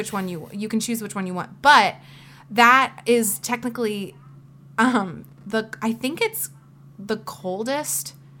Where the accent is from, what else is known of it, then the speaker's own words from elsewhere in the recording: Ohio, United States; I'm from Ohio and I grew up going to Cedar Point a million bajillion times.